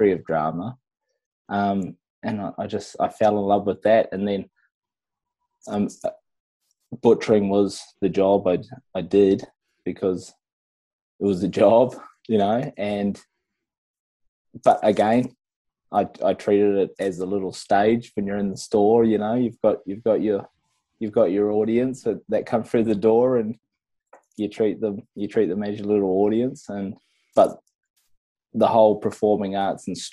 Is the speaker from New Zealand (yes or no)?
yes; Whangaparaoa, Auckland, New Zealand; I grew up in Whangaparoa in New Zealand